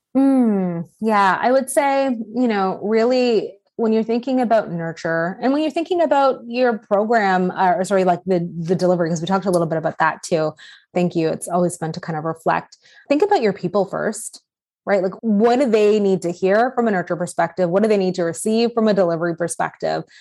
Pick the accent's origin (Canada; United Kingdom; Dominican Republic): Canada; I'm Canadian